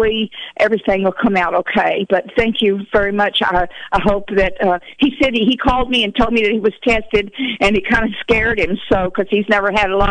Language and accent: English; Texas, United States; now in Willits, United States; We're originally from Texas